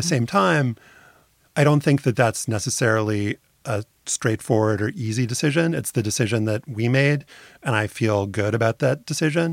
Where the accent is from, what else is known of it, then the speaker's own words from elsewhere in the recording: New Orleans, Louisiana, United States; I had a great community in my hometown of New Orleans